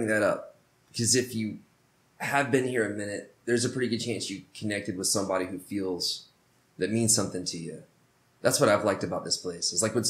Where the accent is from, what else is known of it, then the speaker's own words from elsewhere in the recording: the South, United States; I'm from the South where everyone's like, hey.